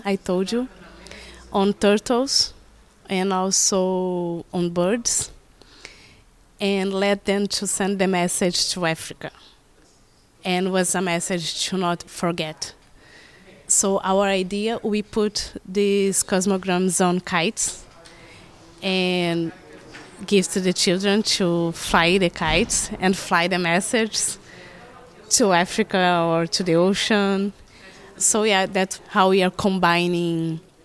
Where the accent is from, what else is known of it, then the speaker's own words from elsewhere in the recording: Rio de Janeiro, Brazil; I'm from Rio de Janeiro, from South